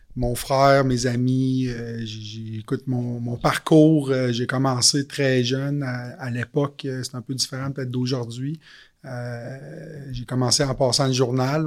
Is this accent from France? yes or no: no; Quebec City, Quebec, Canada; moved away as an adult; also born or lived in Montreal; je suis originaire de la ville de Québec. Je déménagé à Montréal à l'époque.